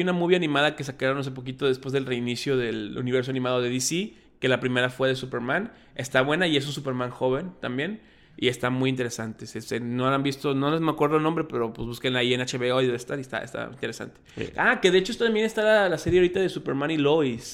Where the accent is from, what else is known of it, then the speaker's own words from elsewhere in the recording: Mexico; como mexicano y como latino